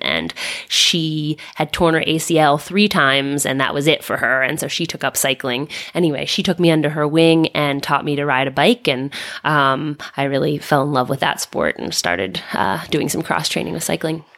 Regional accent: Philadelphia, Pennsylvania, United States; also born or lived in Lorraine, France; I grew up in Philadelphia

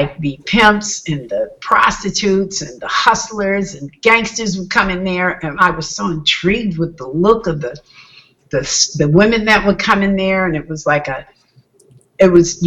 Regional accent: Minneapolis, Minnesota, United States; moved away as an adult; also born or lived in Chicago, Illinois / Los Angeles; We left from Chicago and came to Minneapolis, Minnesota as a young child

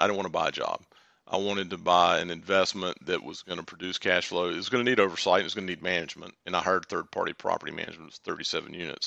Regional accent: Durham, North Carolina, United States; now in Charlotte, United States; I'm from Durham originally, although I live in Charlotte now

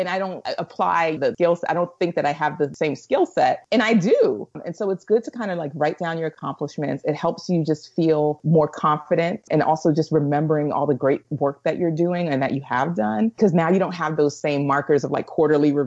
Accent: United States; being an American traveling abroad, or Black American traveling abroad

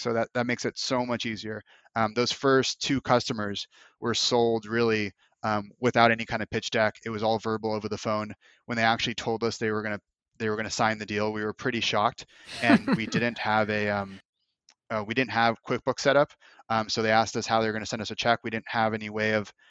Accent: United States; also born or lived in Los Angeles / Moscow / Bali; living in Moscow for four months as an American

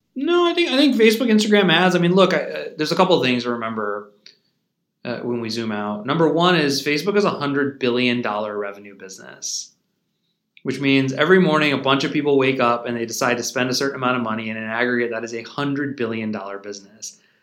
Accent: St. Louis, Missouri, United States; moved away as an adult; now in St. Louis, United States; I was born and raised in St Louis

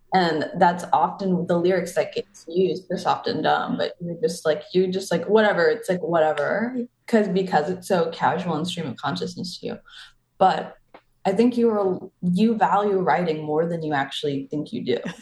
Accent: Forest Park, Illinois, United States; I come from Forest Park, Illinois, and we actually have more dead people than alive because we have so many cemeteries. So, you know, youth is being a middle schooler is about going to the graveyards

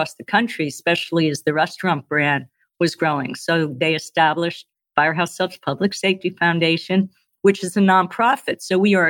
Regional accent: New Jersey, United States; moved away; I'm originally from New Jersey

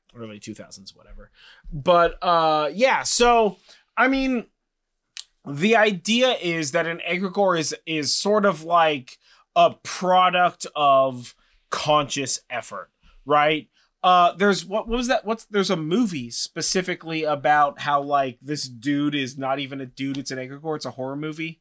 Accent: Sonoma, California, United States; now in Monte Rio, United States; I grew up in Sonoma.

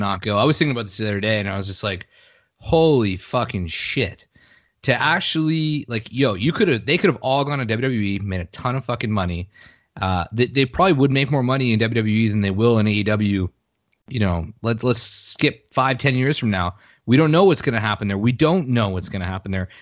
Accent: Canada; I'm a Canadian

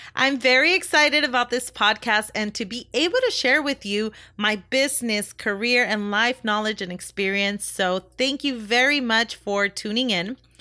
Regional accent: Compton, California, United States; also born or lived in Long Beach, California; I was born in Long Beach, California, and raised in Compton, California. And I lived there practically my whole life

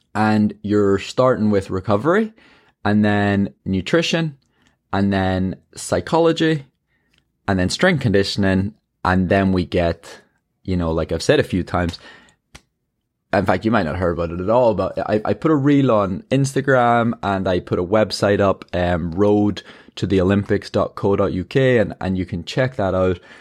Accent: Ireland; I'm an Irish marathon runner.

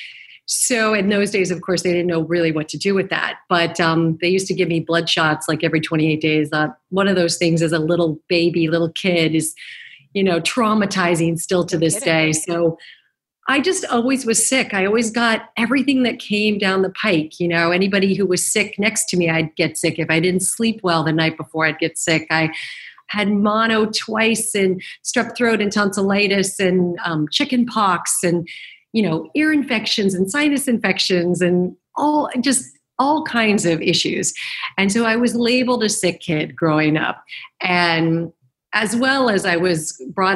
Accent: Arizona, United States; moved away as an adult; also born or lived in New York; now in Los Angeles, United States; I did move to New York, and I was from Arizona, and I graduated college

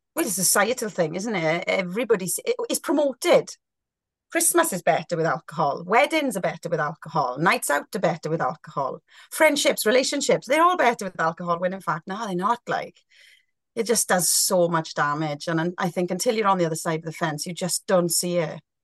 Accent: Welsh, Wales, United Kingdom; being a Welsh girl

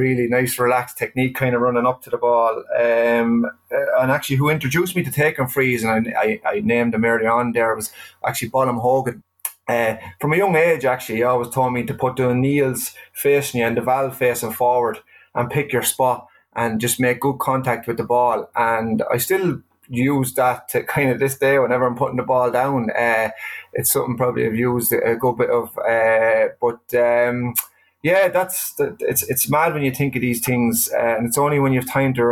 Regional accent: Carlow, Leinster, Ireland; I grew up in New York Estate in Carlow.

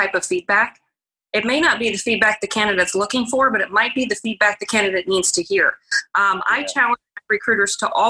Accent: Arizona, United States; moved away as an adult; also born or lived in Illinois; I was born and raised in Arizona

